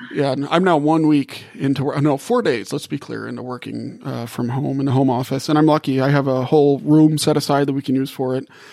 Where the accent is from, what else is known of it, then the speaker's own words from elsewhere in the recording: New Orleans, Louisiana, United States; moved away; also born or lived in Gulf South; I grew up in New Orleans and spent a lot of my life in the Gulf South